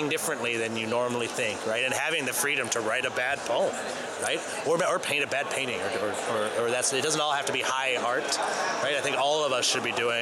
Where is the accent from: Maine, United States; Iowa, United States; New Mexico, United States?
Maine, United States; As a little boy in Maine